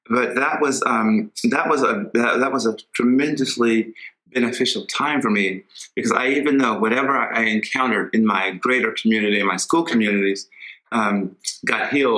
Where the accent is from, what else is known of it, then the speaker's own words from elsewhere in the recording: Las Vegas, Nevada, United States; I was born and raised here in Las Vegas on the west side and in the heart of the alphabet streets, like A, B, C, D, all the streets in the historic west side that gave birth and power to so many African-Americans in this community.